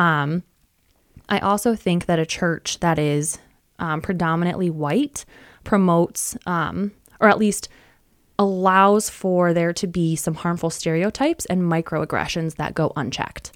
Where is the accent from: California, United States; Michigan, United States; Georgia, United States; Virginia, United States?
Michigan, United States; West; also born or lived in suburbs of Chicago; I was born and raised in West Michigan and still live in West Michigan